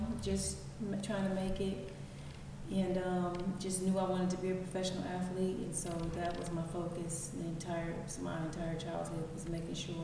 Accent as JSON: {"language": "English", "town": "Inglewood", "region": "California", "country": "United States", "tie": "born or raised there", "also_born_or_lived": "St. Louis, Missouri", "said": "I raised here in Los Angeles for the majority of my life, so I claim LA."}